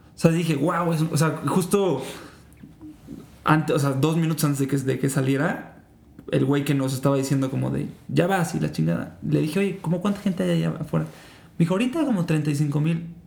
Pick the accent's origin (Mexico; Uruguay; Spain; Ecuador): Mexico; Yo soy una persona que creció muchísimo escuchando, pues aquí en México